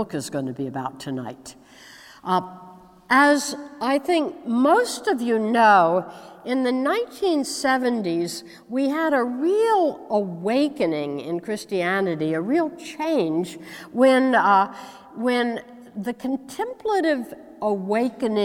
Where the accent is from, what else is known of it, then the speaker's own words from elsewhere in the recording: United States; I hail from the United States